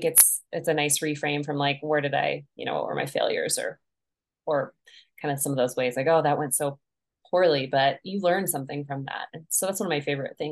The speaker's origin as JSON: {"language": "English", "town": "Crowheart", "region": "Wyoming", "country": "United States", "tie": "born or raised there", "moved": "as an adult", "lives_now": "Montana, United States", "said": "I'm based in Montana now, but I was originally born in Wyoming and lived there for most of my life, really. I grew up in Crowheart"}